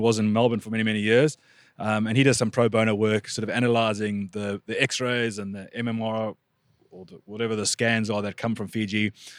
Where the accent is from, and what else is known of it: South Africa